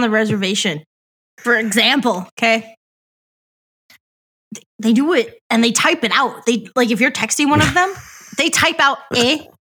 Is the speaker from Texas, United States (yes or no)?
no; Upper Peninsula, Michigan, United States; accent: Yooper; my fucking accent from the fucking Uper peoples.